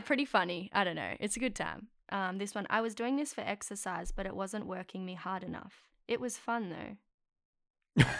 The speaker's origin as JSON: {"language": "English", "town": "Melbourne", "region": "Victoria", "country": "Australia", "tie": "born or raised there", "moved": "as an adult", "lives_now": "Sydney, Australia", "said": "I was born and raised in Melbourne"}